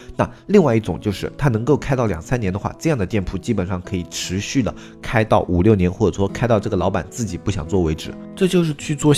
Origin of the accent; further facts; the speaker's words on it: China; 在我们中国的所有的故友家族观里面